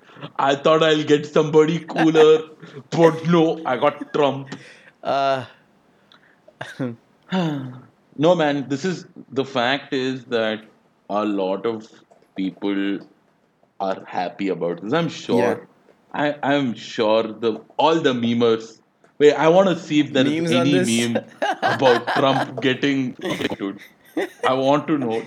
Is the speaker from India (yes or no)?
yes; India; I'm from India